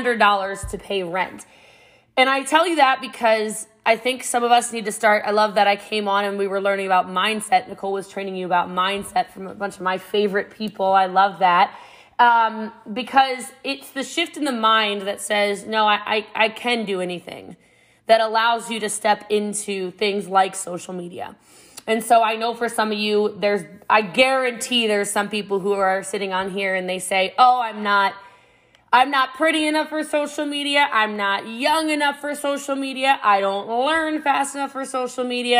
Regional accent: Middletown, Maryland, United States; I'm from Middletown, Maryland. It's about an hour outside of D.C., a small country town, and Frederick County, Maryland. And I grew up before it was what it is now

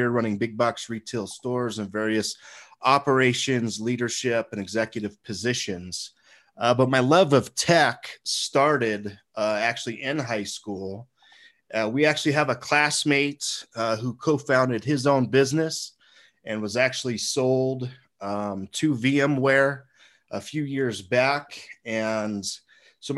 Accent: Seward, Nebraska, United States; I was born and raised in Seward, Nebraska.

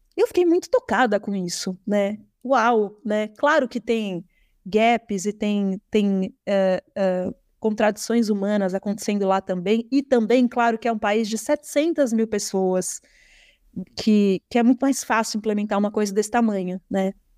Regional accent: São Paulo, Brazil; eu Sou paulistana, nascida na cidade de São Paulo

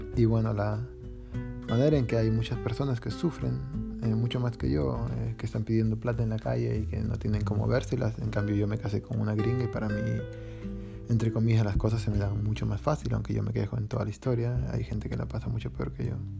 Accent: Peru; moved away; yo desde que me fui de Perú

